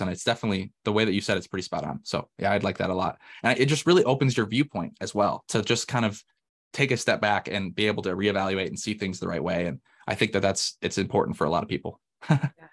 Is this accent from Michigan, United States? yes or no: yes; Michigan, United States; moved away; also born or lived in Indiana; I'm actually from Michigan originally